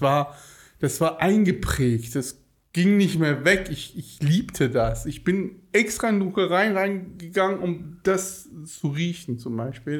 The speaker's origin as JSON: {"language": "German", "town": "Cologne", "region": "North Rhine-Westphalia", "country": "Germany", "tie": "born or raised there", "also_born_or_lived": "Tehran, Iran", "lives_now": "Bonn, Germany", "said": "bin mit acht Jahren nach Köln gekommen"}